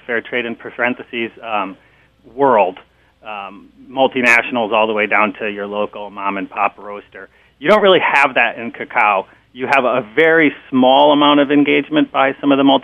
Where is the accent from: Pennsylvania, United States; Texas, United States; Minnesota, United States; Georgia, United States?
Minnesota, United States; Minneapolis; moved away as an adult; also born or lived in Wisconsin / California; I grew up actually in Minneapolis